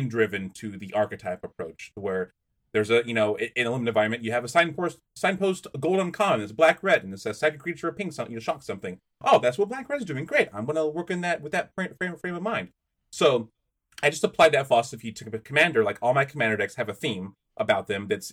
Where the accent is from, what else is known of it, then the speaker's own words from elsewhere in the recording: United States; being an American